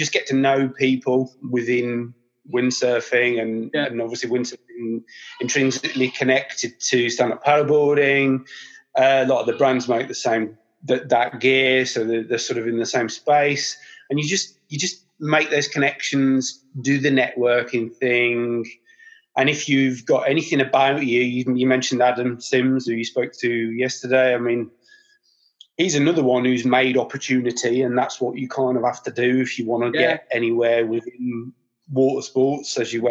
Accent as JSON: {"language": "English", "town": "Birmingham", "region": "West Midlands", "country": "United Kingdom", "said": "being a Brummie"}